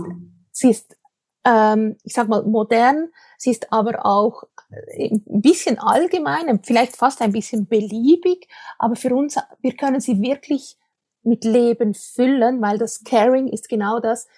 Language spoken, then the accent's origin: German; Switzerland; accent: Swiss-tinged Standard German; vielleicht hört man es, ich komme aus der Schweiz, ich spreche aus der Schweiz zu dir. Äh, das heißt, mein Hochdeutsch ist natürlich äh, ein bisschen gefärbt